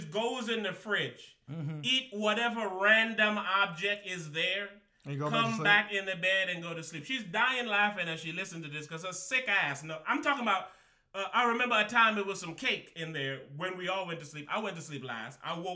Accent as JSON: {"language": "English", "area": "Rock City", "region": "St. Thomas", "country": "U.S. Virgin Islands", "tie": "born or raised there", "said": "I'm from Rock City, St. Thomas."}